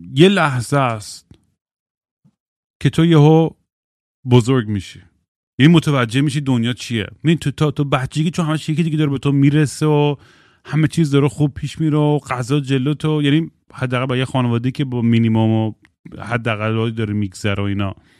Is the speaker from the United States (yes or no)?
yes; Eugene, Oregon, United States; moved away; من الان که به یوجین اورگن که سر میزنم به خونه بچگیم